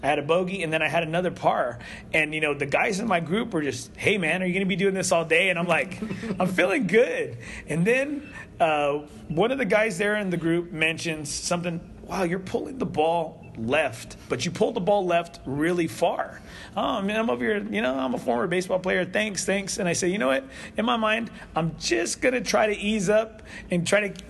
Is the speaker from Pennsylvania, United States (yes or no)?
no; Corpus Christi, Texas, United States; moved away; I grew up in Corpus Christi